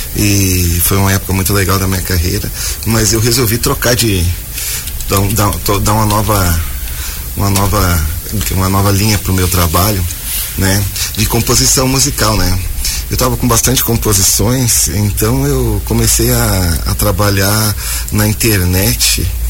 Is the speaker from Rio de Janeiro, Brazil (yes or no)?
no; Caçapava do Sul, Rio Grande do Sul, Brazil; moved away as an adult; also born or lived in Porto Alegre; now in Joinville, Brazil; eu comecei a tocar, cantar lá em Caçapava do Sul, no uhum. Rio Grande do Sul